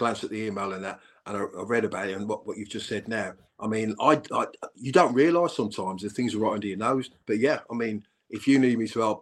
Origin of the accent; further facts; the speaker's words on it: Birmingham, West Midlands, United Kingdom; also born or lived in Maypole, Birmingham; I was born in Kingsheath, and but we moved to the Maypole. Now Kingsheath and Maypole, it's all Blues